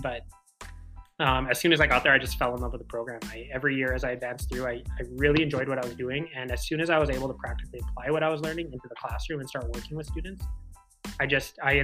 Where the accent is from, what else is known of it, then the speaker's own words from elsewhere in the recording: Winnipeg, Manitoba, Canada; I grew up in Winnipeg. I still live in Winnipeg, which is the capital of Manitoba